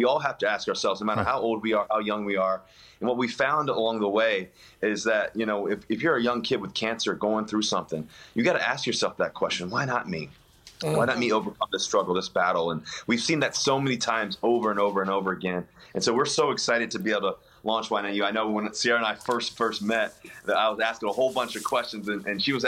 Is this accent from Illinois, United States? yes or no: no; Richmond, Virginia, United States; now in Seattle, United States; I'm from Richmond